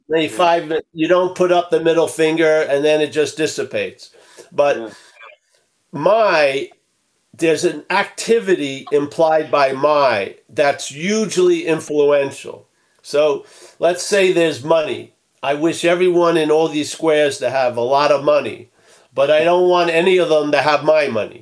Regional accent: Rockville Centre, New York, United States; that's where I grew up. On the wrong side of the track

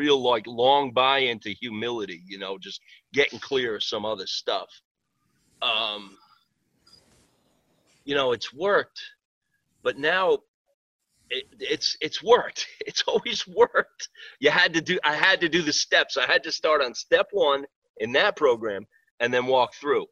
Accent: Greenport, New York, United States; also born or lived in Riverhead, New York; I'm originally from Greenport, Long Island. I live in Riverhead now.

